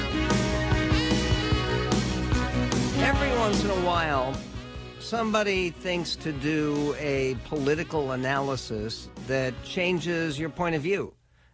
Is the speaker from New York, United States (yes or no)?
no; Philadelphia, Pennsylvania, United States; I was born in Philadelphia